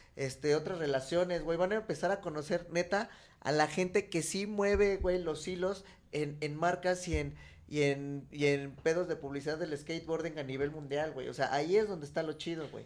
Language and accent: Spanish; Mexico